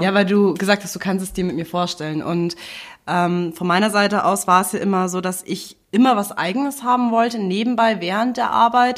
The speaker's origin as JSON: {"language": "German", "town": "Munich", "region": "Bavaria", "country": "Germany", "tie": "born or raised there", "said": "ich bin hier in München groß geworden."}